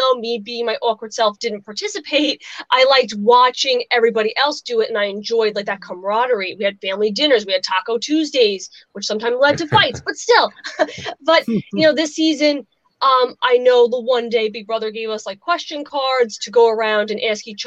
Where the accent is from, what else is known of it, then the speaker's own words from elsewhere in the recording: Long Island, New York, United States; from Long Island